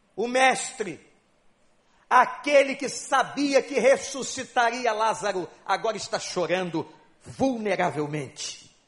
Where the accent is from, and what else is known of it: Brazil